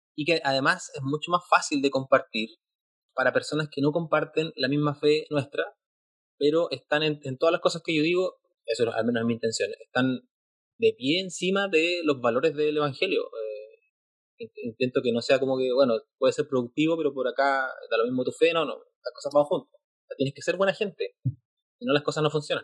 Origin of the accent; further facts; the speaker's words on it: Chile; Yo soy de Chile